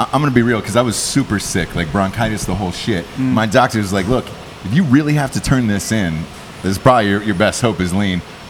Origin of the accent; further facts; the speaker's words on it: Atlanta, Georgia, United States; moved away; I'm from Atlanta originally